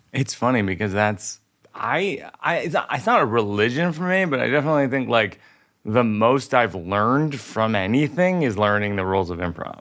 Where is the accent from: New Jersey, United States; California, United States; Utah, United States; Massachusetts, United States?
Massachusetts, United States; Worcester; moved away; I grew up in Worcester